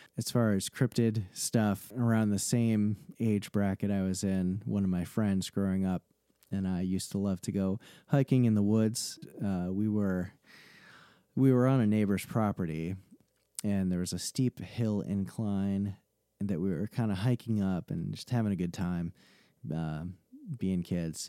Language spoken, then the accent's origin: English; New England, United States; So I grew up in New England and I've lived here pretty much my whole life